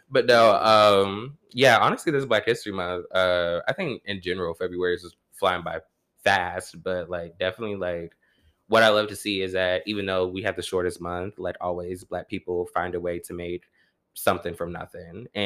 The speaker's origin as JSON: {"language": "English", "region": "New York", "country": "United States", "said": "i'm from new york you're from New York. The suburbs, though."}